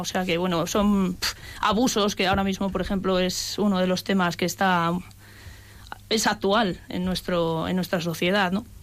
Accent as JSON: {"language": "Spanish", "town": "Cercedilla", "region": "Community of Madrid", "country": "Spain", "tie": "born or raised there", "said": "me eduqué en un colegio religioso, las Escolapias, en mi pueblo, Cercedilla"}